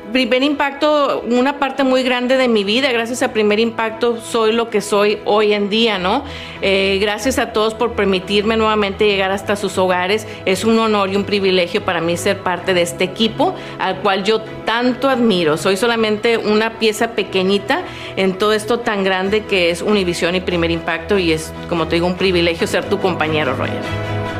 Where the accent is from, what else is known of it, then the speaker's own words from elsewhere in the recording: Monterrey, Nuevo León, Mexico; moved away; also born or lived in Los Angeles, United States; La mejor época que yo he vivido, mi infancia, mi niñez, mi adolescencia, allá en Monterrey